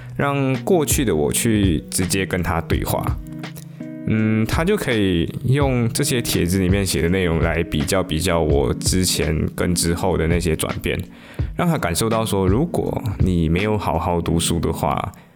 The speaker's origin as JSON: {"language": "Chinese", "country": "Malaysia", "tie": "born or raised there", "said": "但是后来三月份马来西亚就进入了限行令嘛，也就是 MCO。于是我就回到我的故乡，我就安逸，我就在我的故乡里面安逸的度过了两个季度。"}